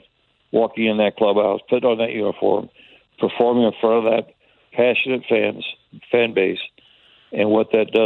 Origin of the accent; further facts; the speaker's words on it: Tampa, Florida, United States; moved away; When I was a kid, I grew up in Tampa